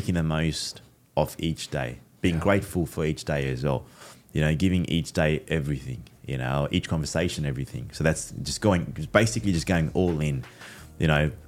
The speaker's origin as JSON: {"language": "English", "country": "Fiji", "said": "I'm Fijian Indian."}